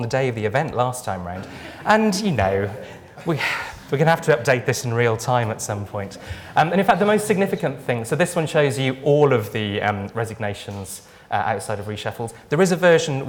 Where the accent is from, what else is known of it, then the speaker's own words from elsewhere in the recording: Wales, United Kingdom; I'm Welsh